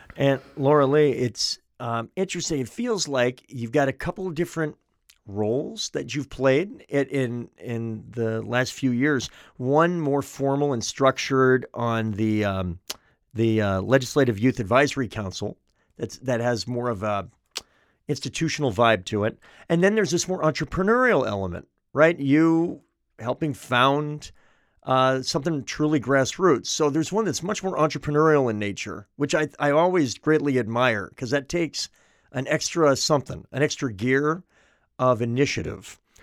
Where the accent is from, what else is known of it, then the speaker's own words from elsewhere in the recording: Manchester, New Hampshire, United States; Manchester, my hometown